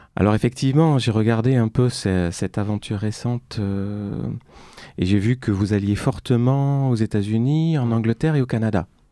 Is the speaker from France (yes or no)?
yes; Bordeaux, Nouvelle-Aquitaine, France; moved away as an adult; also born or lived in Beijing; now in Paris, France; à Bordeaux, dans ma ville natale, qui me manque